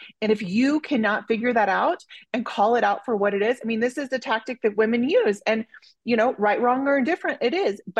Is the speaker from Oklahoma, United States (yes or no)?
yes; Oklahoma, United States; I grew up in Oklahoma, which is pretty conservative.